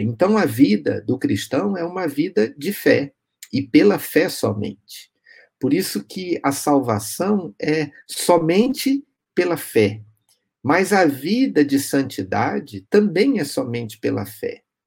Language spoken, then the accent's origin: Portuguese; Brazil; brasileiros como eu e você